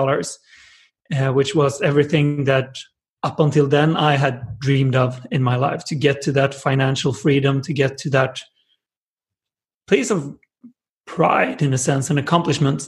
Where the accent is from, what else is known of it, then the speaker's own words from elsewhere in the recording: Jönköping, Jönköping County, Sweden; In Sweden, in a small town called Jönköping with like 100,000 people